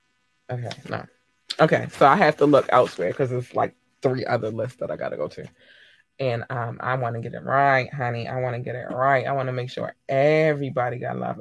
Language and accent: English; United States; I'm American, and we don't always necessarily pronounce things properly